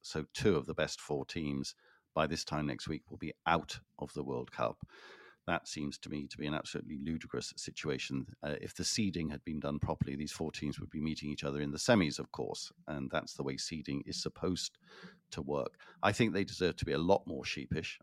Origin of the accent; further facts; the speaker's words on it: Wales, United Kingdom; as a Welshman